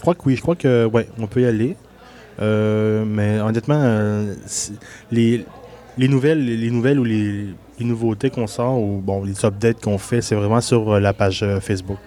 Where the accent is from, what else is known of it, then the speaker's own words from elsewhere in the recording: Quebec City region, Canada; also born or lived in Gaspésie; je suis né en Gaspésie. Mais j'ai passé la majorité de ma vie dans la région de Québec.